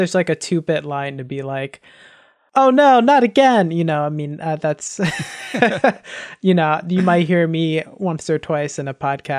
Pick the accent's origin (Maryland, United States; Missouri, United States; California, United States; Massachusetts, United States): Maryland, United States; now in Los Angeles, United States; I'm from Maryland. I say I'm from Maryland. My dad's was in the military, so we moved around a little bit.